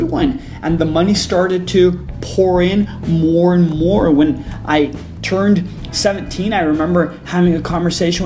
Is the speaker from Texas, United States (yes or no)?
yes; El Paso, Texas, United States; I grew up in El Paso, which is border town with Juarez